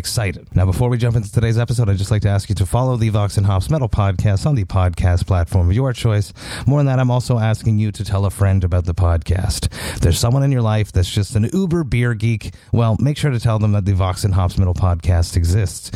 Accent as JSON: {"language": "English", "town": "Montreal", "region": "Quebec", "country": "Canada", "tie": "born or raised there", "said": "my hometown of Montreal"}